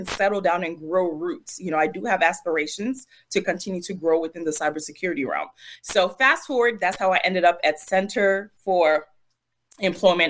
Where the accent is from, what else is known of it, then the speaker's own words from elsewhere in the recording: Prince George's County, Maryland, United States; I grew up in Maryland, Prince George's County, Maryland.